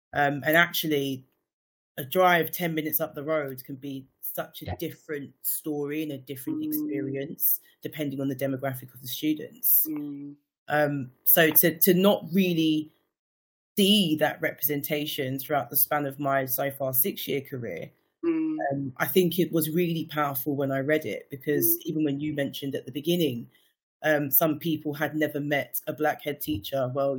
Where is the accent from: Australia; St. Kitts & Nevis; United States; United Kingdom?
St. Kitts & Nevis; St. Kitts and Nevis.